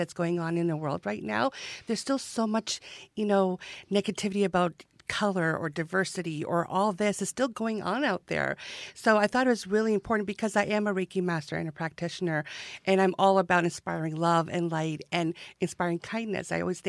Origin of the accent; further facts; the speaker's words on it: Georgia, United States; You know, this honey cake is just going to be like my future grandchild, because I'm from Georgia.